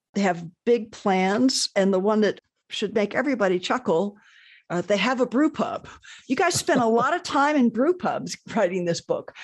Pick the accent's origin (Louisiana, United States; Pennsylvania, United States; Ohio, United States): Ohio, United States; Columbus; my hometown